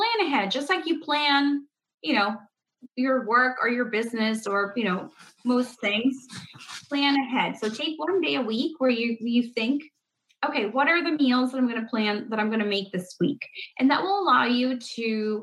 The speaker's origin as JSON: {"language": "English", "country": "Paraguay", "tie": "born or raised there", "moved": "yes", "lives_now": "United States", "said": "I was not born in America. I was born in South America, in Paraguay. But like, we didn't grow up with baking all the cookies"}